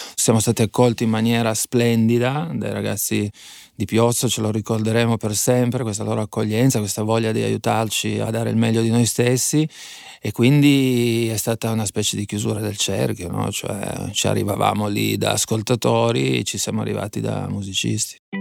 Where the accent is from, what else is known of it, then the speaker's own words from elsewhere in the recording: Fossano, Piedmont, Italy; also born or lived in Bra; Io sono di Fossano, Fossano è una cittadina nel centro più o meno della provincia di Cuneo, ma in realtà poi la mia educazione sentimentale io l'ho tutta esperita a Bra